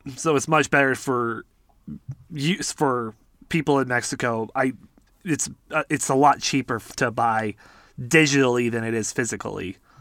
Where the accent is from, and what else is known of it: Canada